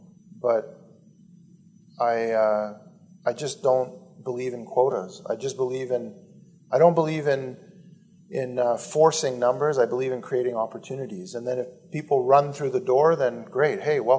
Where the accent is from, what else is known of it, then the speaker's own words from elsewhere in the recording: Canada; I'm 49. I grew up in Canada, one of the richest countries in the world.